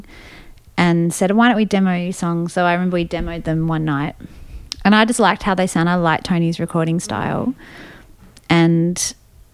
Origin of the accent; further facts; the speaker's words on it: Sydney, New South Wales, Australia; also born or lived in Austin, Texas; when I was growing up in Balmain